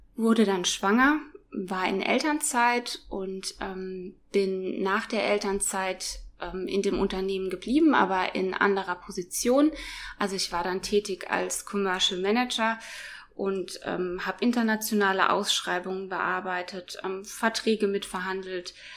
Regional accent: Biblis, Hesse, Germany; moved away as an adult; now in Kempen, Germany; ursprünglich komme ich aber aus äh, Biblis, das ist in Südhessen. Ich bin da geboren und ähm, aufgewachsen

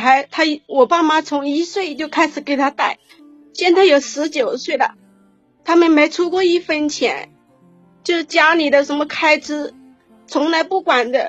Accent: Changsha, Hunan, China; 我是呃来自湖南长沙的，

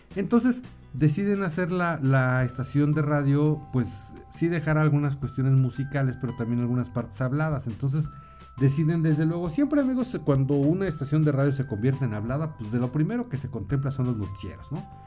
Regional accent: Mexico City, Mexico; moved away as an adult; also born or lived in Morelia / Jalisco; Yo pues obviamente soy de la Ciudad de México

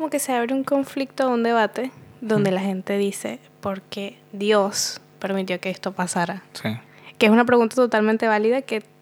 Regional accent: Venezuela; moved away as an adult; now in Buenos Aires, Argentina; Yo soy de Venezuela

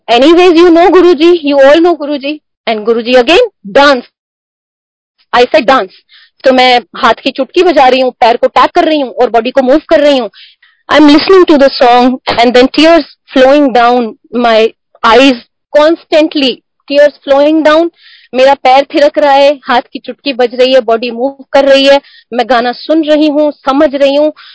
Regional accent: Himachal Pradesh, India; moved away as an adult; now in Delhi, India; हम हिमाचल से हैं तो दिल्ली में प्योरली जॉब के पर्पज से रह रहे हैं

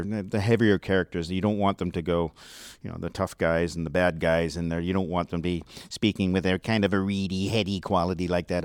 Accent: near Vancouver, British Columbia, Canada; accent: West Coast; I was raised near Vancouver

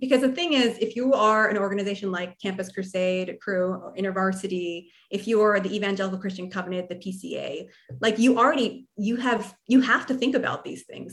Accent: New Jersey, United States; I'm from New Jersey

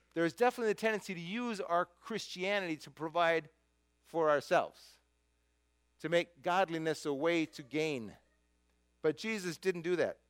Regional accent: United States; who I am as an American

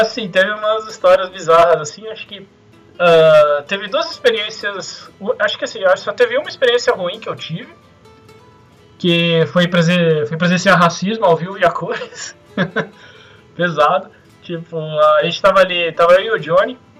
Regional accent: Brazil; a gente é do Brasil

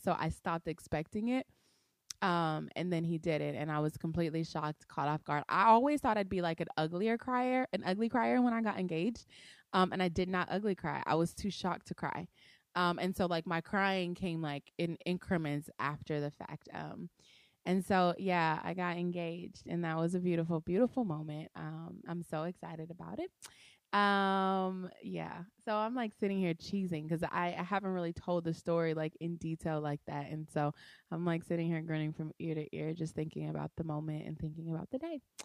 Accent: Compton, California, United States; moved away; I was born in Compton, California, at a little house, um, on Pearl Street

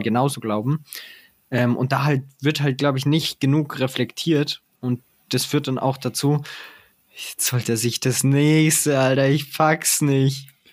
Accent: Traunreut, Bavaria, Germany; now in Munich, Germany; in meiner Heimatstadt

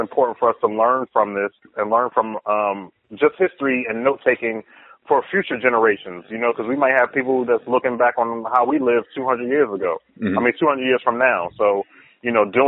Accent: Philadelphia, Pennsylvania, United States; moved away as an adult; now in Los Angeles, United States; being born and raised in Philly

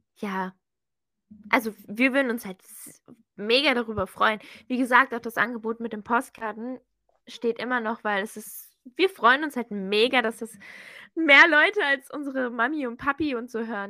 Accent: Germany; ich bin Deutsche

